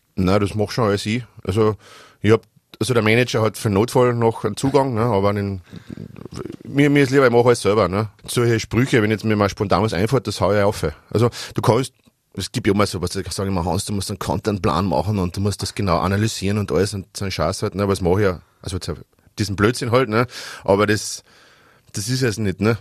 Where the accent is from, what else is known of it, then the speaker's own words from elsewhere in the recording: Austria; also born or lived in Styria; Ich komme, wie gesagt, aus Schlatzing im Altertal